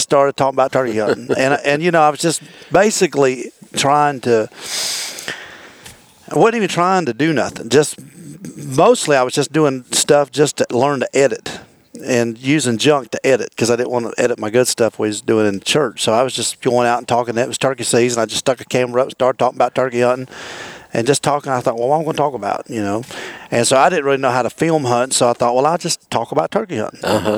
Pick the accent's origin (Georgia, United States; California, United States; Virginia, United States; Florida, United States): Virginia, United States; I'm from Virginia originally. I'm a Virginia native, you know, born, raised in Virginia